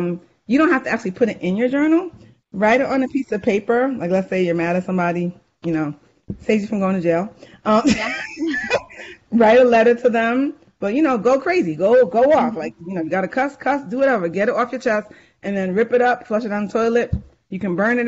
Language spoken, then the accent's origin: English; New York, United States; accent: New York; my New York accent.